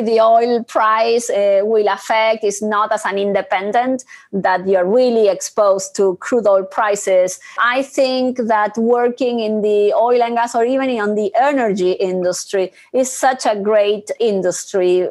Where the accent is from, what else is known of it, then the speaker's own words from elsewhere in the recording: Argentina; I am originally from Argentina